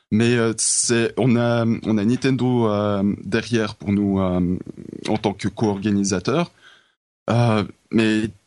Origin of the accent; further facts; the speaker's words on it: Switzerland; en tant que Suisse